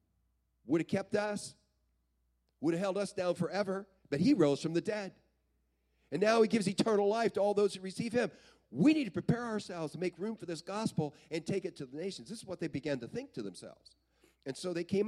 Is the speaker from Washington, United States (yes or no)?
no; Belton, Texas, United States; where I grew up down in Belton, Texas